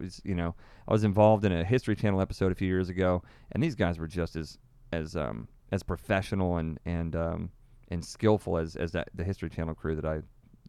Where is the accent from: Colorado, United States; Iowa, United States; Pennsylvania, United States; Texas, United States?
Texas, United States; And I'm from Texas.